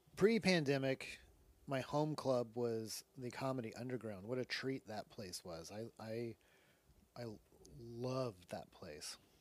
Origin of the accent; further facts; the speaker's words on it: Newport, Rhode Island, United States; my hometown, Newport, Rhode Island